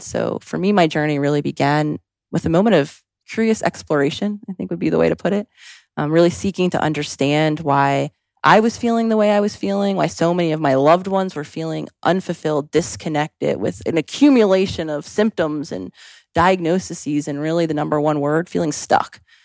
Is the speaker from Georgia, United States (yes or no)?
no; Philadelphia, Pennsylvania, United States; also born or lived in New York City / Los Angeles; now in Scottsdale, United States; growing up in Philadelphia, New York City, and then the time I spent in L